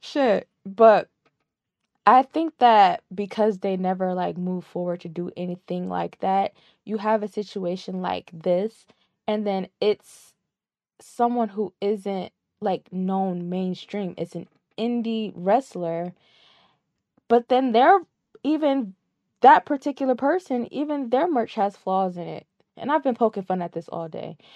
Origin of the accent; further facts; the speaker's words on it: Connecticut, United States; We're both, we're both from Connecticut